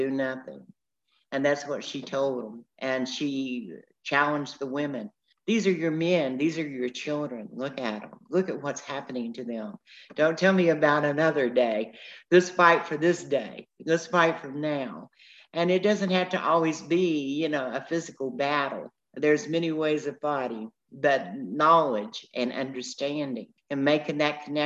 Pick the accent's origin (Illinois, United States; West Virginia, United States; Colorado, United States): West Virginia, United States; Matewan; I grew up in Mate One